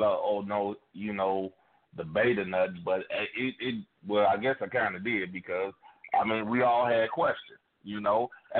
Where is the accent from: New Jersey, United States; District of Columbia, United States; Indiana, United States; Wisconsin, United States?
Indiana, United States; Gary; now in Indianapolis, United States; I did move here. I moved here. But I'm not finna sit here and be like, I'm from Gary, motherfucker. And if you don't like me because I'm from Gary, fuck you.